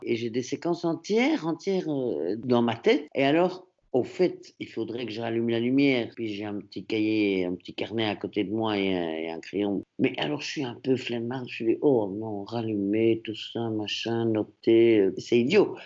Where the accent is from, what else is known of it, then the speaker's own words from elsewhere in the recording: Antwerp, Flanders, Belgium; first language French; now in Brussels, Belgium; Je suis francophone, ma langue maternelle, c'est le français, mais j'étais dans une école à Anvers